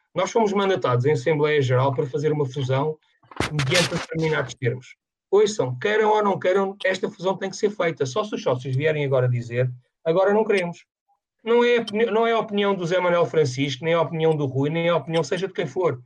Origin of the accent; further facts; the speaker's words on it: Amadora, Lisbon, Portugal; eu nasci na Amadora